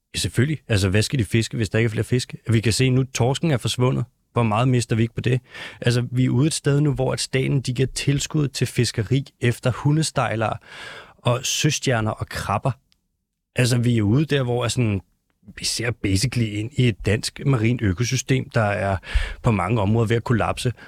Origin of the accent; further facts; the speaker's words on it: North Zealand, near Gilleleje, Capital Region of Denmark, Denmark; accent: North Zealand; jeg er faktisk fra Nordjylland. Ikke så langt fra Gildeleje